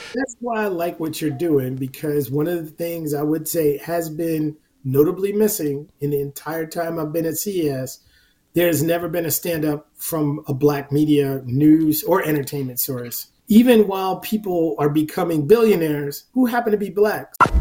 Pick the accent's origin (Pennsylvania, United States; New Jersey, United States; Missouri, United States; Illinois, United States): New Jersey, United States; now in Long Island, United States